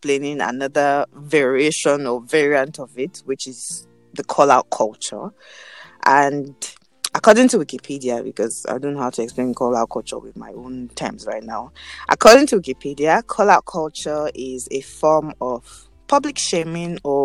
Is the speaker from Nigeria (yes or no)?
yes; Nigeria